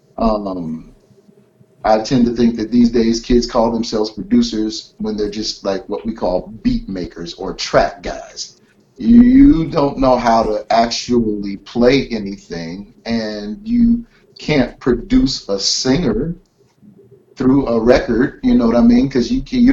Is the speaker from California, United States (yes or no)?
yes; Carson, California, United States; also born or lived in Flint, Michigan / South Central, Los Angeles; he and I grew up in Carson, California, south of L.A.